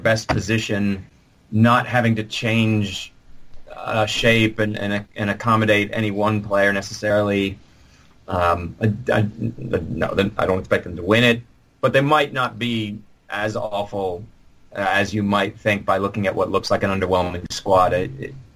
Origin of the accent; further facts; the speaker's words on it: United States; I'm saying this as an American from across the pond